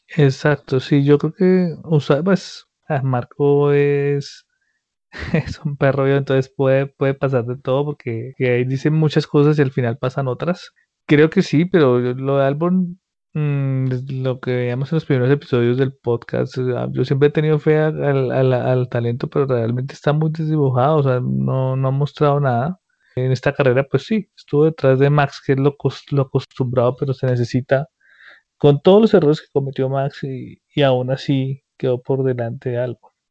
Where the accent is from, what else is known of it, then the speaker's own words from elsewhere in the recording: Colombia; nosotros como colombianos